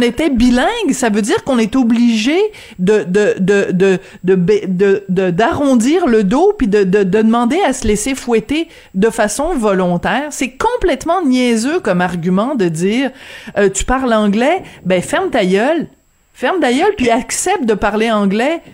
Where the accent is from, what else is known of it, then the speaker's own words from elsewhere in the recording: France; accent: French (France); avec mon petit accent français